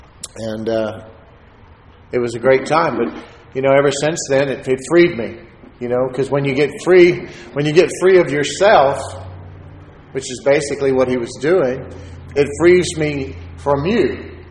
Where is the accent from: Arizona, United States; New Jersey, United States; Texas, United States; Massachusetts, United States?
Texas, United States; I'm a Texan